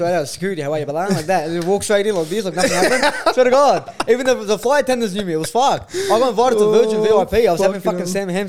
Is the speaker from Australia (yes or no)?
yes; Sydney, New South Wales, Australia; I'm not going to be one of those Sydney guys that hate Melbourne.